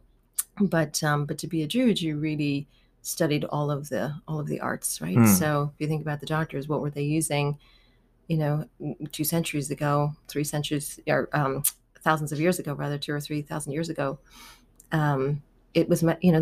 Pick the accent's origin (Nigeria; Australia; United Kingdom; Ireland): Ireland; Dublin, Leinster; moved away as an adult; also born or lived in Halifax; now in New York, United States; I grew up in Dublin, Ireland